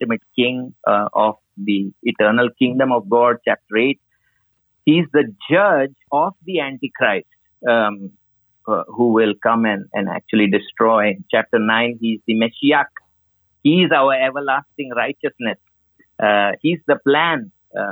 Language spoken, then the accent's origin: English; India